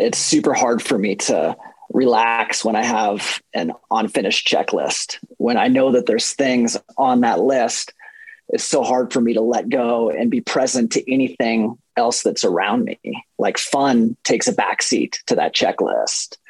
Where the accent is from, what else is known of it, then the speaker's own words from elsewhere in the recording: Fort Collins, Colorado, United States; I am from Fort Collins, Colorado.